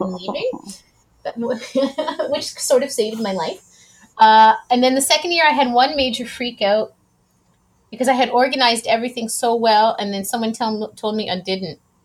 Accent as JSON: {"language": "English", "town": "Ridgeville", "region": "Ontario", "country": "Canada", "also_born_or_lived": "Edmonton, Alberta", "moved": "as an adult", "lives_now": "Quebec, Canada", "said": "I'm originally from the Niagara region in a little teeny town called Ridgeville, Ontario"}